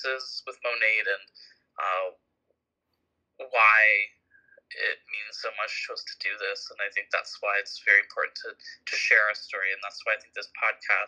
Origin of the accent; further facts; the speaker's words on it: Markham, Ontario, Canada; also born or lived in Toronto; I was born in Toronto, but I was raised in Markham.